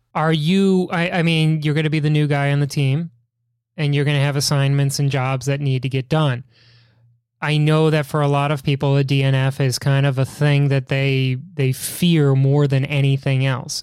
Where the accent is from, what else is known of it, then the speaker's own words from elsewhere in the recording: Chicago, Illinois, United States; my hometown in Chicago